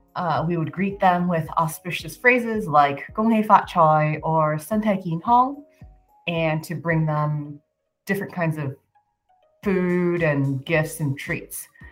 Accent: San Francisco, California, United States; moved away; growing up in San Francisco

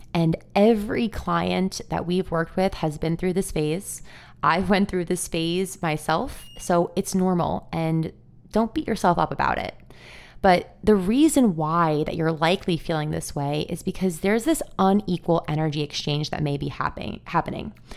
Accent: Long Island, New York, United States; I grew up on Long Island in New York, and I live here today

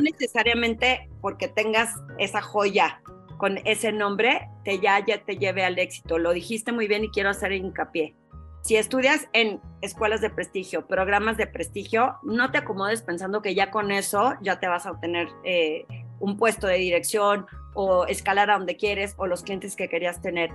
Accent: Torreón, Coahuila, Mexico; moved away as an adult; cuando recién me salí de Torreón

